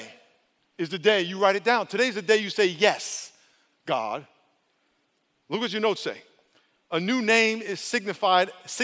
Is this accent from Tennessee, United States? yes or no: no; New York, United States; now in California, United States; I'm from New York